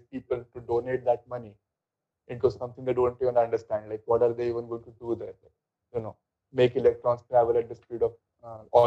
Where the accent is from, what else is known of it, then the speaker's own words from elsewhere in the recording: India; being Indian